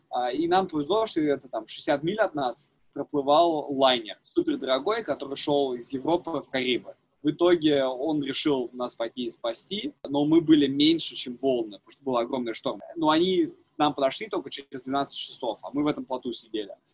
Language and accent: Russian; Zhukovka, Moscow Oblast, Russia; also born or lived in Netherlands; я вырос, там, в Рублевке, Жуковке